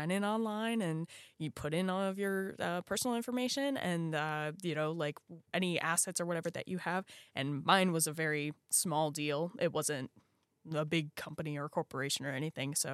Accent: Virginia, United States; even in my home state of Virginia, it is hard to start a business.

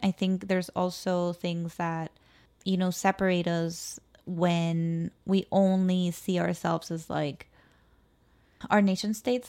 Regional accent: Mexico City, Mexico; moved away; I was born in La Ciudad de Mexico. I was maybe at most second generation born in the city

